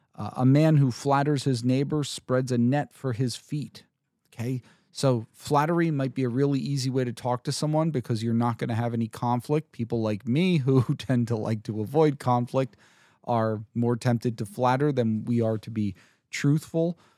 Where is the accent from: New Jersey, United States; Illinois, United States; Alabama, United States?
New Jersey, United States; I'm from Jersey